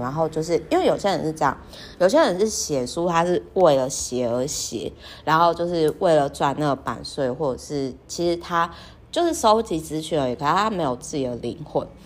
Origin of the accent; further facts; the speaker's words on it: Kaohsiung, Taiwan; moved away; also born or lived in northern Taiwan; 我的老家，也就是说好奇呢，高雄的那个海边的秘境